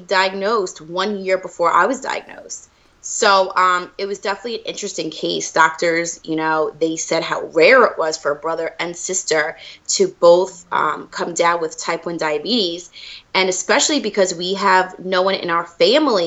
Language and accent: English; Long Island, New York, United States; now in Michigan, United States; I'm from Long Island, New York, but I'm currently living in Michigan